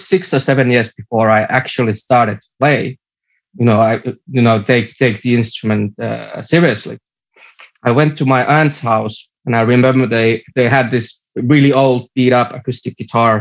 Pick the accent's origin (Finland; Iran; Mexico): Finland; Kerava, Uusimaa; also born or lived in Helsinki; I was born, like, my first year when I was born, I lived in Helsinki. But after that, I moved to a small town called Kerava, and I've lived here ever since.